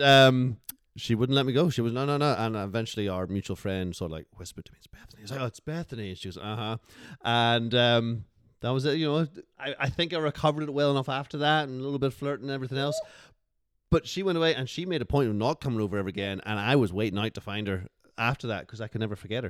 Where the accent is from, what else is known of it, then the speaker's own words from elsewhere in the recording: Northern Ireland, United Kingdom; accent: Northern Irish; It's Northern Irish, it can be a bit more harsh.